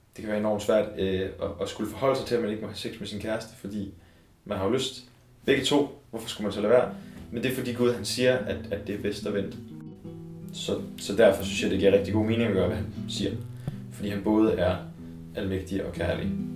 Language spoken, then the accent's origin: Danish; Copenhagen, Capital Region of Denmark, Denmark; jeg kommer fra Vandløse, som ligger lige ude for København. Øhm, og jeg er vokset op i et øh, hjem med kristne forældre